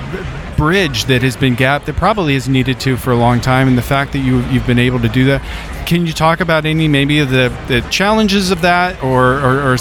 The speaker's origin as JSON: {"language": "English", "town": "Youngstown", "region": "Ohio", "country": "United States", "tie": "born or raised there", "said": "I was born in Youngstown, Ohio"}